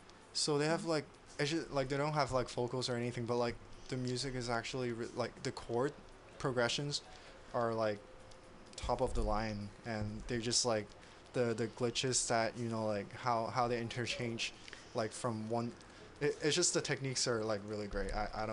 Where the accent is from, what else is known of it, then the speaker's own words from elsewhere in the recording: San Jose, California, United States; Before that, I went to school in UCSD, and before that, I was in like San Jose area for like high school, middle school